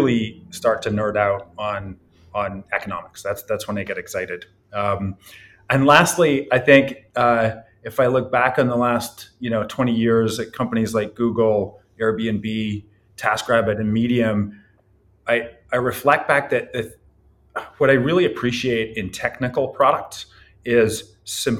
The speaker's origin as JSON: {"language": "English", "region": "Scotland", "country": "United Kingdom", "tie": "born or raised there", "also_born_or_lived": "Ireland", "moved": "yes", "lives_now": "California, United States", "said": "I was born in Ireland and I grew up in Scotland."}